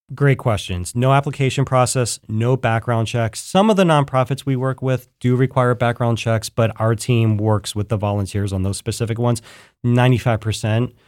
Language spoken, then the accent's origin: English; Philadelphia, Pennsylvania, United States; now in Columbus, United States; I'm from Philadelphia